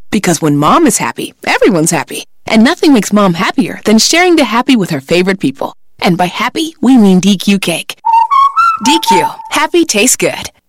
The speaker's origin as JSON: {"language": "English", "town": "Texarkana", "country": "United States", "tie": "born or raised there"}